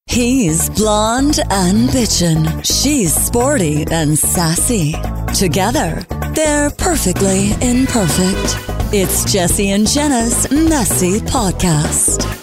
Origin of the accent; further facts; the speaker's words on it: Quebec City, Quebec, Canada; now in Montreal, Canada; I'm from Quebec City